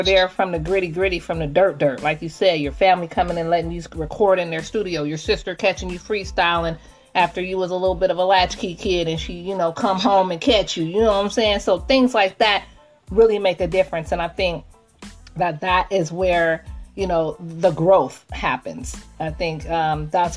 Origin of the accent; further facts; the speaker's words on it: Seattle, Washington, United States; I'm from Seattle, Washington